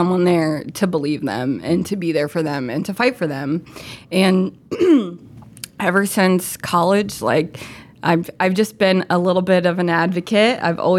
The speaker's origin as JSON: {"language": "English", "town": "Crystal River", "region": "Florida", "country": "United States", "said": "Okay, so I am from the Tampa Bay area originally. I'm actually from Crystal River, Florida, up in Citrus County."}